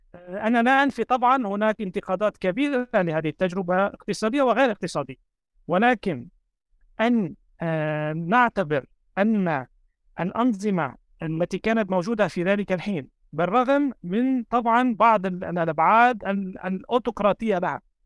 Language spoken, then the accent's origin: Arabic; Lebanon; أنا كوني شخص يعني ولدت وترعرعت في لبنان